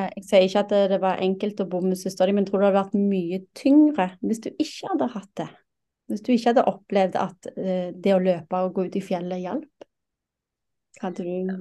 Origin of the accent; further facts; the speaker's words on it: Rogaland, Norway; jeg er fra Rogaland